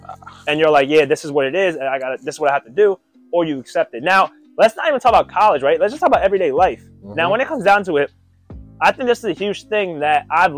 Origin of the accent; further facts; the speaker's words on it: India; I'm Indian. So Gandhi went through his thing.